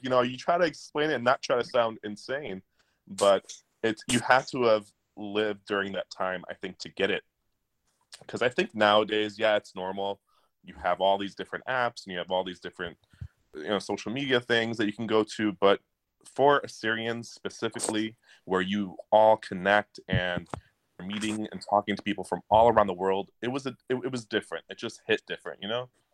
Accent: Detroit, Michigan, United States; I'm from Detroit, Michigan.

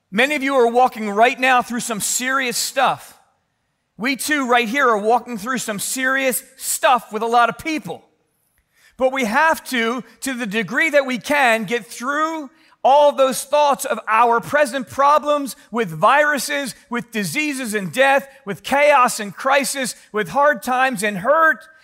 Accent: Philadelphia, Pennsylvania, United States; growing up in Philly

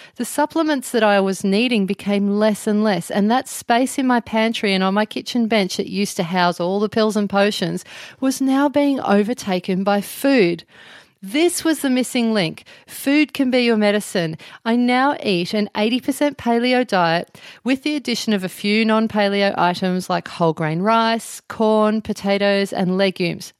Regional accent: Melbourne, Victoria, Australia; moved away as an adult; also born or lived in Byron Bay area, New South Wales; now in near Byron Bay, Australia; I'm originally from Melbourne and now I live in a little town near Byron Bay.

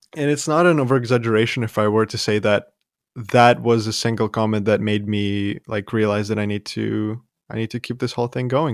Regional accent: Ivano-Frankivsk, Ivano-Frankivsk Oblast, Ukraine; moved away; I was born in Western Ukraine

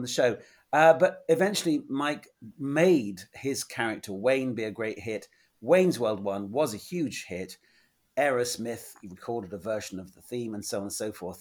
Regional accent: England, United Kingdom; I'm this schmuck from England

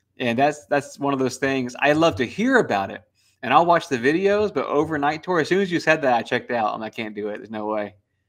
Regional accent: Ireland; now in United States; People assume because I'm Irish that all I drink is Guinness

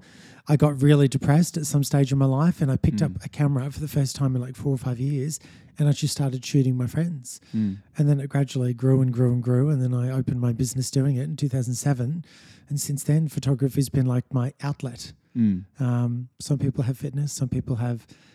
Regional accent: Sunshine Coast, Queensland, Australia; also born or lived in Sydney; I grew up on the Sunshine Coast, born in Sydney, raised on the Sunshine Coast from the age of 5 or 6.

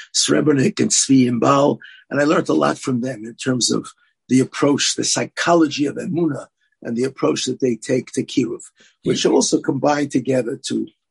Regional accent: New York City, New York, United States; also born or lived in Israel; I grew up in Brooklyn.

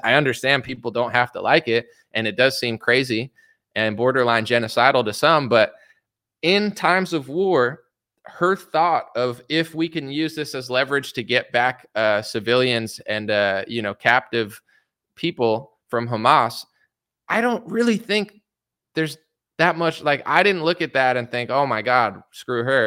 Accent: United States; as an American

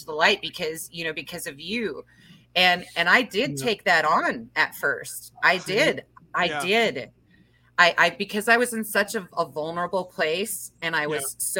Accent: Glacier Park, Montana, United States; I grew up in Glacier Park as a kid

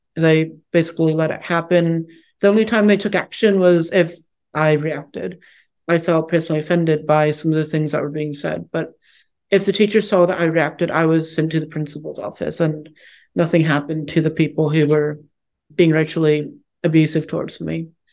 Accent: United States; also born or lived in Harbin, China; I was orphaned for about a year and a half before being brought to the United States, where I've lived my whole life up to that point

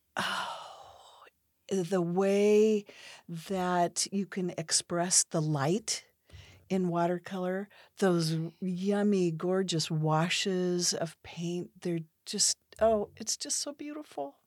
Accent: Pacific Northwest, United States; I grew up in the Pacific Northwest in a family of entrepreneurs

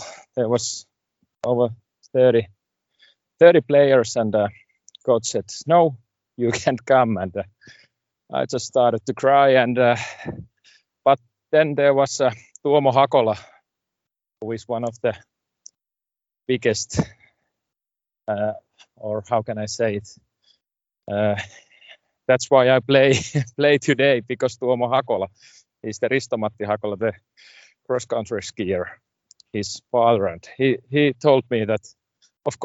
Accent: Kankaanpää, Satakunta, Finland; English is a second language; also born or lived in Laukaa, Central Finland; I was born in Lauka in middle Finland near Jyväskylä. And when I was 6, we moved to Kankaanpää

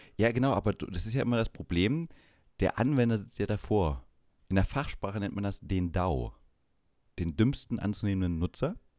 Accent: Saxony-Anhalt, Germany; moved away; Ossi, mir doch egal, ich komme aus Sachsen-Anhalt.

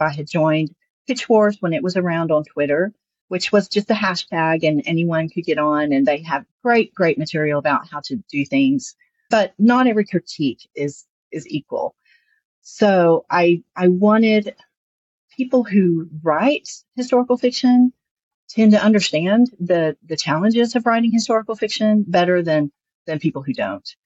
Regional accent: the South, United States; accent: Southern; I'm Southern. You can hear my accent here.

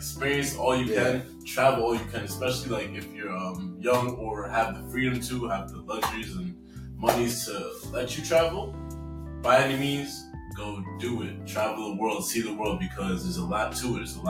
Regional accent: United States; My American Jamaican accent, because, yeah, anyways, I'm very American.

